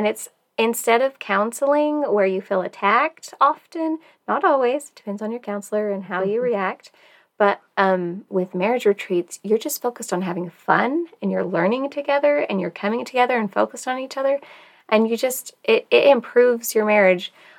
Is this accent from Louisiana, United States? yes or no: no; Tennessee, United States; I grew up in Tennessee.